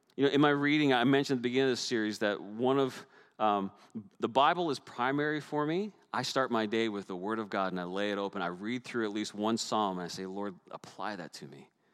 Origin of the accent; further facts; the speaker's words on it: Newfoundland and Labrador, Canada; moved away; growing up in the North Atlantic, storms were regular, they were a normal part of our lives. And if you watched on the news, you've even seen my home pro- uh, province of Newfoundland